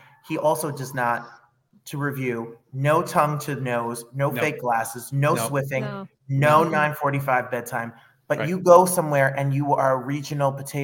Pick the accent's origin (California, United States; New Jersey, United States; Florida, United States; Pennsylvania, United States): New Jersey, United States; I'm from New Jersey